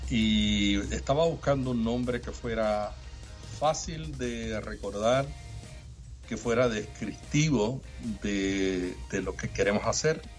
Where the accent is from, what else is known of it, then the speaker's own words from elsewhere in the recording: Puerto Rico; puertorriqueños y los cubanos y los dominicanos somos los andaluces de América